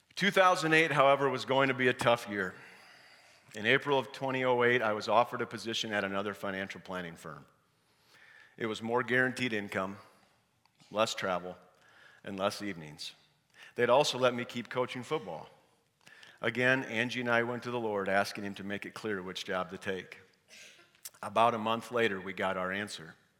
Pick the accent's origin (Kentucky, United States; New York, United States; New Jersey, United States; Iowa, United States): Iowa, United States; Parkersburg; I was born and raised in Parkersburg, Iowa